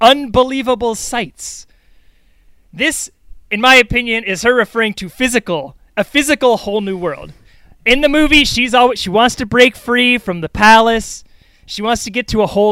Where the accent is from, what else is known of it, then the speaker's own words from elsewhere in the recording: New York, United States; I'm a New Yorker